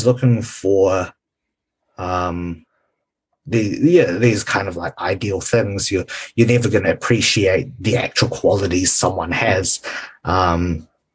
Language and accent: English; New Zealand; also born or lived in Malaysia; growing up in New Zealand